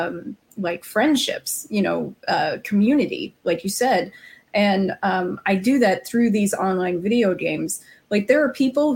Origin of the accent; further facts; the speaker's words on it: Arizona, United States; moved away; I'm from Arizona originally